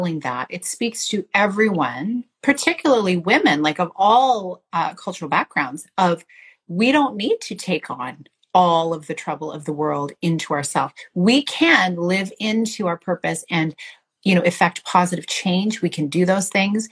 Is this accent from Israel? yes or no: no; Canada; as a Canadian woman